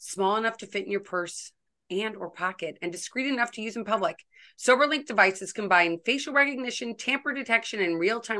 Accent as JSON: {"language": "English", "town": "St. Louis", "region": "Missouri", "country": "United States", "tie": "born or raised there", "said": "when I was growing up in St. Louis"}